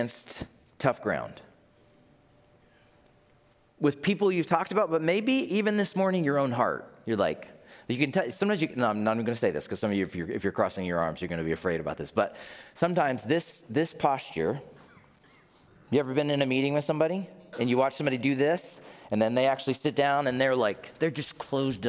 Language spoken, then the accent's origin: English; United States; I'm from America.